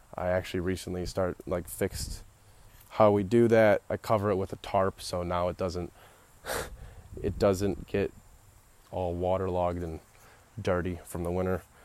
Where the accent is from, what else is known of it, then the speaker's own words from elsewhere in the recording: Royal Oak, Michigan, United States; I was born in Royal Oak, Michigan at Beaumont Hospital and still live in Michigan